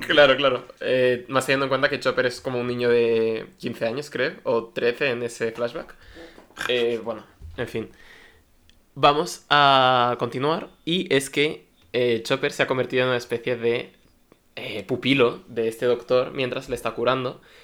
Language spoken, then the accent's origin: Spanish; Valencia, Valencian Community, Spain; yo soy de Valencia